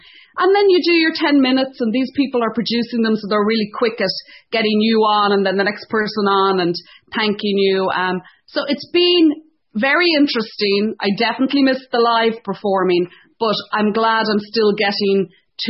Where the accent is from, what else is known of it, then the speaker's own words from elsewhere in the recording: Ireland; moved away as an adult; also born or lived in Dublin; now in Ontario, Canada; being Irish